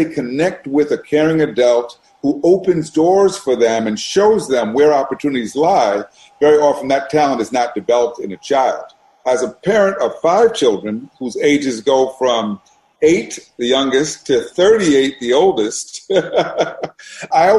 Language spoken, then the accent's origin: English; New York City, New York, United States; I grew up in New York City. I grew up in Brooklyn, Brooklyn, New York, a neighborhood called Brownsville